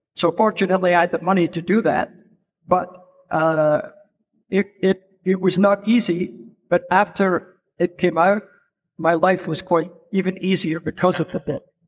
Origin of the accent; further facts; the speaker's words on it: Edinburgh, Scotland, United Kingdom; moved away as an adult; also born or lived in London; I'm Scottish. I'm not American. I'm Scottish. I was born in Edinburgh.